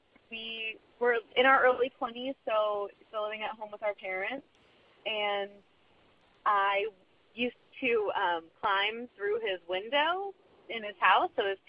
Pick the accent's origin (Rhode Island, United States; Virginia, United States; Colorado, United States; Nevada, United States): Rhode Island, United States; I'm from Rhode Island, and I'm calling for your prompt that you gave last week about getting the feels at the inopportune time, maybe.